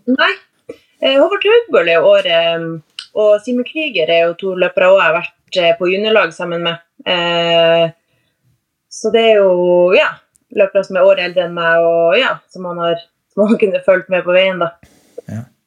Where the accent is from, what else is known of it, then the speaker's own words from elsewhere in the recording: Tromsø, Troms, Norway; Jeg er jo fra Tromsø. Fra selve Tromsø Tromsøbya.